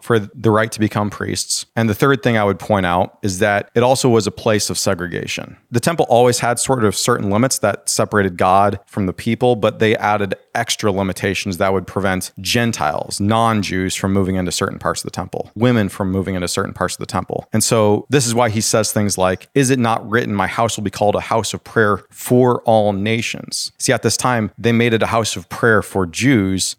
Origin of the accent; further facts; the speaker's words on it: United States; us as American Christians